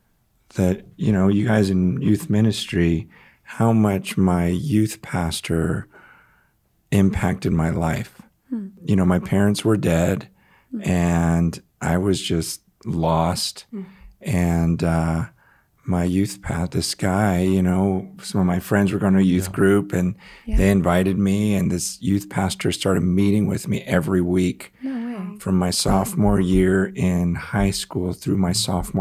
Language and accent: English; San Francisco, California, United States; born there; Okay, I was born in San Francisco. I currently live in the San Francisco area